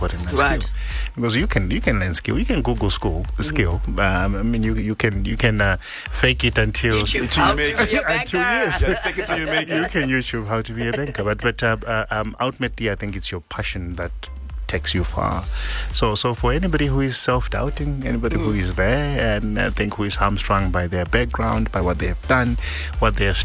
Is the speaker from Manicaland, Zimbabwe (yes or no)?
yes; Mutare, Manicaland, Zimbabwe; I grew up in Sakuva, in a little two bedroom house with my grandmother